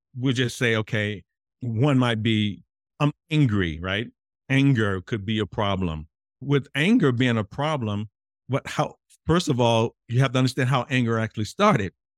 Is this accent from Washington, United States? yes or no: no; Mississippi, United States; me growing up in Mississippi as an African-American man